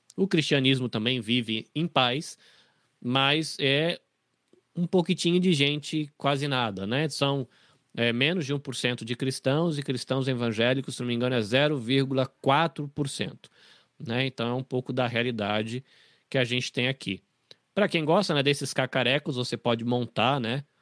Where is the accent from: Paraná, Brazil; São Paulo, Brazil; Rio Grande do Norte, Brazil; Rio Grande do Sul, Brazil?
São Paulo, Brazil; interior of; also born or lived in Bahia; now in Japan; eu sou um, um baiano desnaturado, porque eu saí da Bahia muito cedo, então eu sou um baiano que não fala o baiano e não tem muito jeitão de baiano, porque cresci no interior de São Paulo